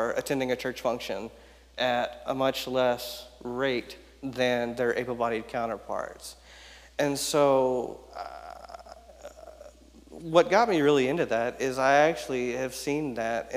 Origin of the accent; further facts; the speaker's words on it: Houston, Texas, United States; I was born actually in Houston, Texas